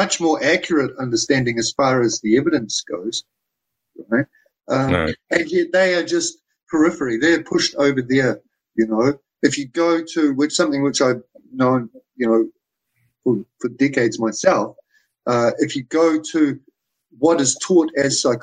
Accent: New Zealand; I come from New Zealand

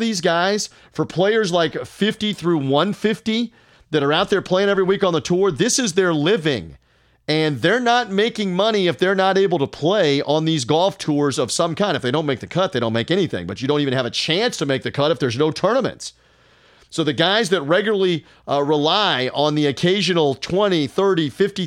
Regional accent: Memphis, Tennessee, United States; sports radio host in Memphis, Tennessee, my hometown

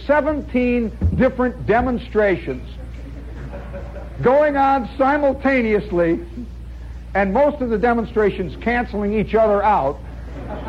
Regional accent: United States; As an American

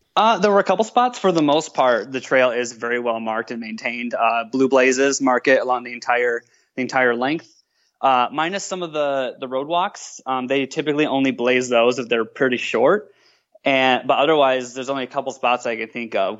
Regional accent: Minnesota, United States; moved away as an adult; now in Grand Rapids, United States; I'm from Minnesota originally

